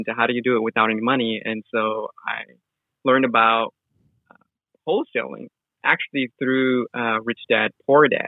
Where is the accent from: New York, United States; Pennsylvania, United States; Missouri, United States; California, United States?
California, United States; Los Angeles; I'm originally from Los Angeles, and I had no clue what wholesaling or real estate was growing up.